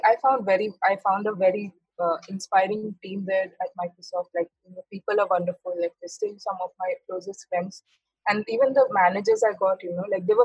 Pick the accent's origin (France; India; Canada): India; Mumbai, Maharashtra; moved away as an adult; I decided to come to Mumbai, back to my hometown